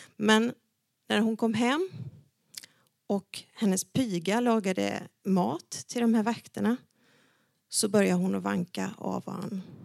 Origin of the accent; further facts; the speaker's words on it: Dalarna County, Sweden; Jag är uppvuxen i Dalarna